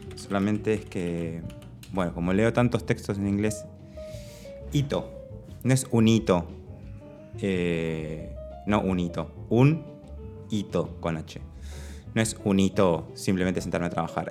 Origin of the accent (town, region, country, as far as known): Argentina